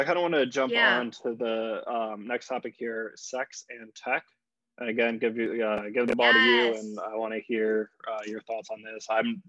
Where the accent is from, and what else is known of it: Virginia Beach, Virginia, United States; born or raised there